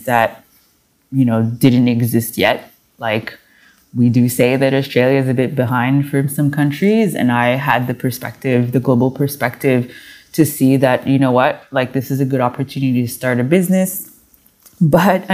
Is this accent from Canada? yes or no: yes; Montreal, Quebec, Canada; I was born and raised in Montreal, Canada